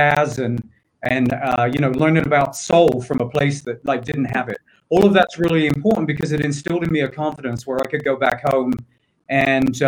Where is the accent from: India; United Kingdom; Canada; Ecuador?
United Kingdom; England; moved away as an adult; also born or lived in London; I grew up in England. My family still lives there. Grew up on what at the time was the largest housing estate